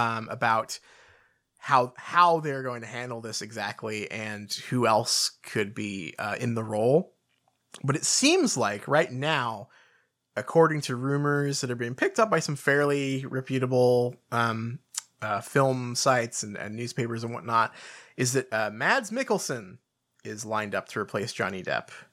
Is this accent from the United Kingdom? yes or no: yes; United Kingdom; we're the British